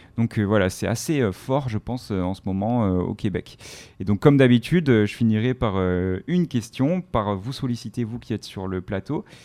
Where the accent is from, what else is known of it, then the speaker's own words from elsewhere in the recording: France; chez nous en France